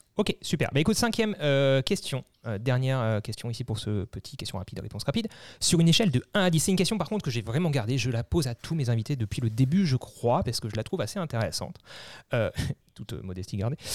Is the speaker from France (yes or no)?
yes; Alsace, Grand Est, France; nous, on est d'Alsace